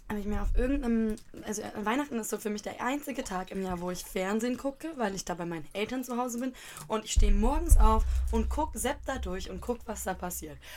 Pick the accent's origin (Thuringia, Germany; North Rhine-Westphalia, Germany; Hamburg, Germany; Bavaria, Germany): North Rhine-Westphalia, Germany; Bochum; accent: Ruhrpott slang; Was für ein Dorfding? Ich komme aus Bochum.